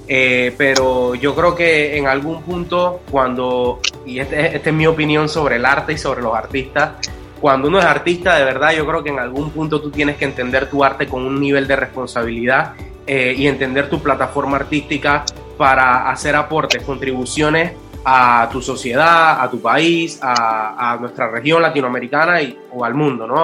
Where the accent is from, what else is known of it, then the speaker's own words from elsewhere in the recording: Panama; Yo soy un panameño